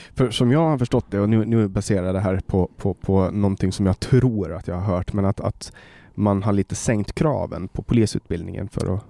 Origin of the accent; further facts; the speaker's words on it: Åland Islands; moved away as an adult; now in Sweden; på Åland, eh, där jag kommer ifrån